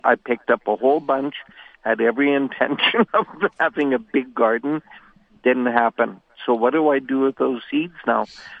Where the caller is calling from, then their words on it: Winnipeg, Manitoba, Canada; I'm calling from North Kildonan in Winnipeg, the Mennonite center of Winnipeg.